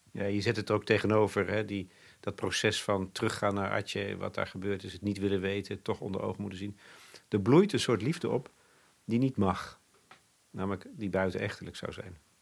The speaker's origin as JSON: {"language": "Dutch", "country": "Netherlands"}